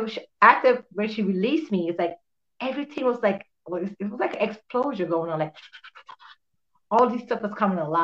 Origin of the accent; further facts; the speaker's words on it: Jamaica; I'm actually from Jamaica